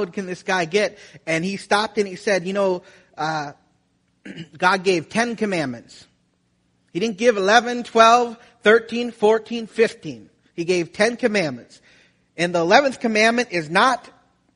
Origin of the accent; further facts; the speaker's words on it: Wisconsin, United States; moved away as an adult; also born or lived in Florida; I'm from Wisconsin.